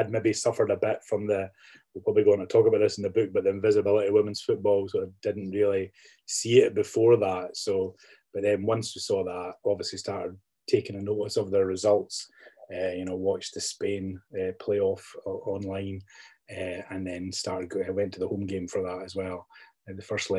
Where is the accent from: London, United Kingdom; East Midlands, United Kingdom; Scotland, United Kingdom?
Scotland, United Kingdom; Fife; also born or lived in Belfast, Northern Ireland; now in Edinburgh, United Kingdom; I grew up in Fife.